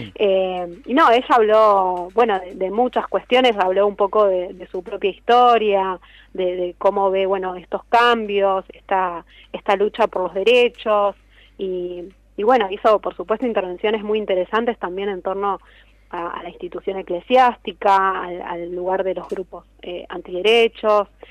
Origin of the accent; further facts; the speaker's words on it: La Matanza, Buenos Aires Province, Argentina; la Feria del Libro de La Matanza, que es de donde soy yo.